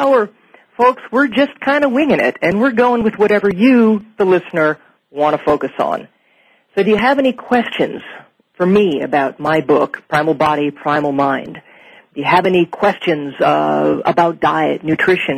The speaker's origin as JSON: {"language": "English", "region": "Minnesota", "country": "United States", "tie": "born or raised there", "moved": "as an adult", "lives_now": "Portland, United States", "said": "I'm from Minnesota myself. I actually, I've lived there my entire life, all the way up until about the year 2000 where I moved out to Oregon"}